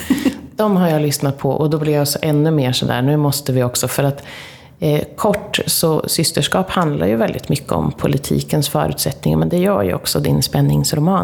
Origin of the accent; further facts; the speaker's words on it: Linköping, Östergötland, Sweden; vi är ju från Linköping båda två